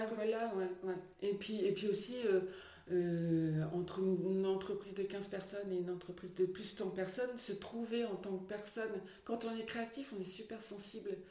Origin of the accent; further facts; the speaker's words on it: Lille area, Hauts-de-France, France; also born or lived in Mouvaux; Je suis née à Lille et j'ai fait mon enfance à Venedasque et maintenant j'habite à Mouvaux